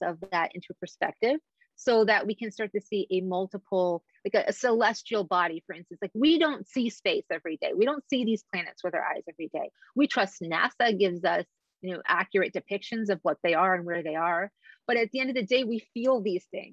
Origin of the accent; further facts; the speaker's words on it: Egypt; moved away; I was born in Egypt